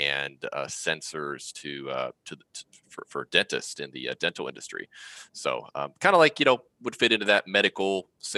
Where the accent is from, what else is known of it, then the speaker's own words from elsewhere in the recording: West Virginia, United States; I grew up in West Virginia, not a super wealthy area.